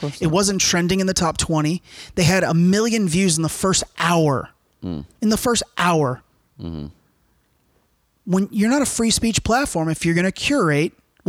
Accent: United States; No, I wear an American flag because I'm fucking American.

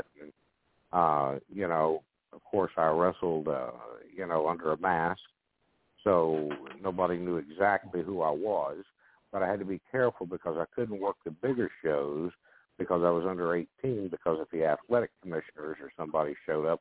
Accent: the South, United States; growing up as a child in the South

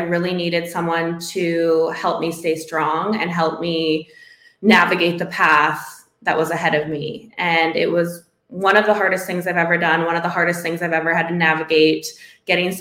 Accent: Northwestern Ontario, Canada; moved away as an adult; my hometown, like I'm from a very small Northwestern Ontario town

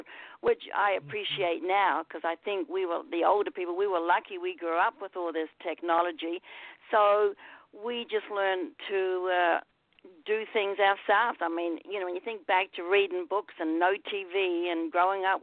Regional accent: New Zealand; I grew up in New Zealand.

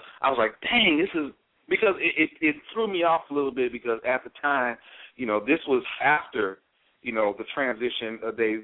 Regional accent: Mississippi, United States; we're all from Mississippi

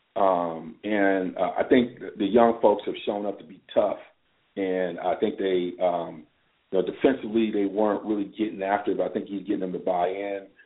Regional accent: Ann Arbor, Michigan, United States; I'm from Ann Arbor

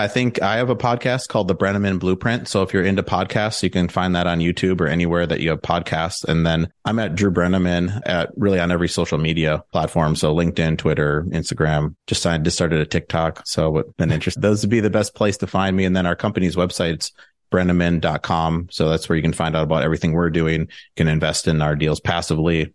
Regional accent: Milwaukee, Wisconsin, United States; moved away as an adult; also born or lived in Madison, Wisconsin / Chicago; now in Austin, United States; I'm from the Milwaukee area

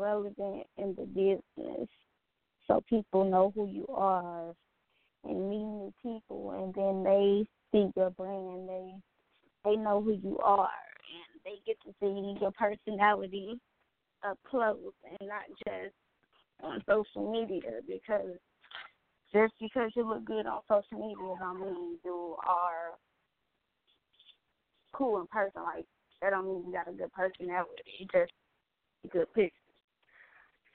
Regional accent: Indiana, United States; I was raised in Indiana

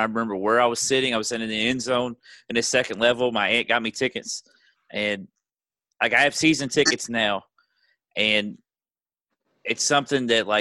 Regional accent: Louisville, Kentucky, United States; I grew up in Portland, in, you know, the West End.

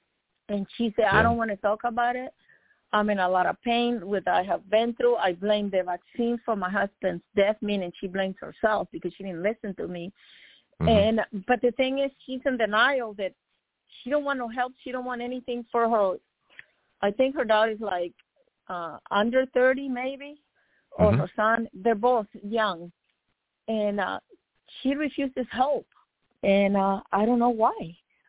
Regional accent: Miami, Florida, United States; This is one of my childhood friends I grew up with in Miami.

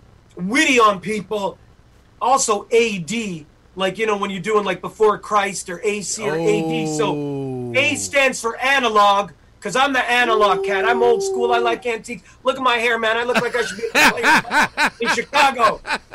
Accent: Canada; we're Canadian Italian. We're second generation Italian. So our parents were born in Italy.

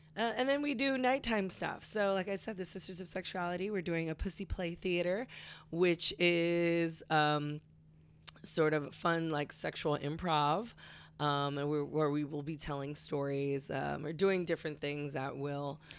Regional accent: California, United States; I grew up in such a liberal culture, um, growing up in California

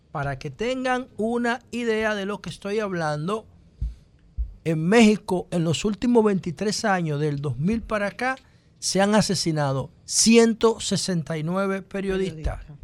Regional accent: Dominican Republic

